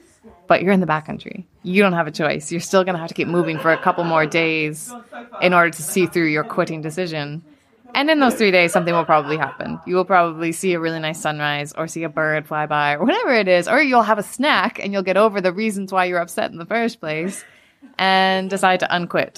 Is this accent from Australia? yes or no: no; Calgary, Alberta, Canada; I was lucky enough to grow up in the Canadian Rockies